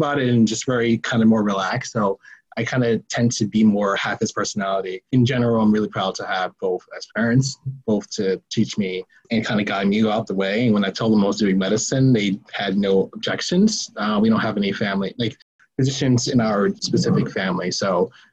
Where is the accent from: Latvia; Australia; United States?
United States; New York City, New York; I was born in the South Bronx